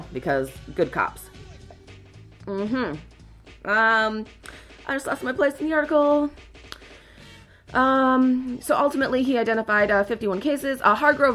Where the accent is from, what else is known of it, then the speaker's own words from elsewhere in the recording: Chicago, Illinois, United States; I'm from Humboldt Park